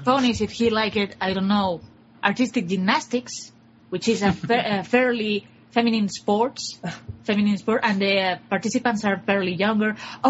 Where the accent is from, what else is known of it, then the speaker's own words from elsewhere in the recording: Spain; I'm from Spain.